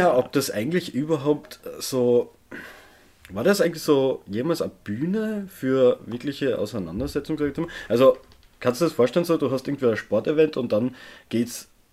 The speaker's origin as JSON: {"language": "German", "country": "Austria", "said": "ich einfach gewohnt bin aus Österreich"}